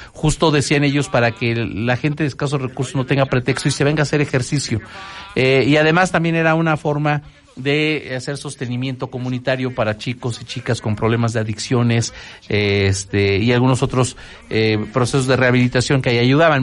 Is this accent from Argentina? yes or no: no; Mexico; así somos los mexicanos